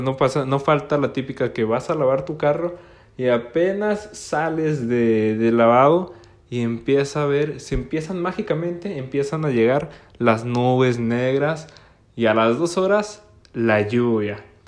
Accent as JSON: {"language": "Spanish", "town": "Gómez Palacio", "region": "Durango", "country": "Mexico", "said": "Yo soy de Gómez Palacio, Durango, una región al norte de México"}